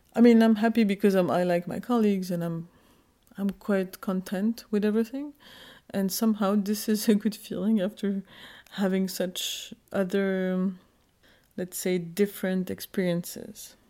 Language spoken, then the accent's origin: English; Geneva, Switzerland; also born or lived in Kurdistan, Turkey; I was born in Geneva, Switzerland.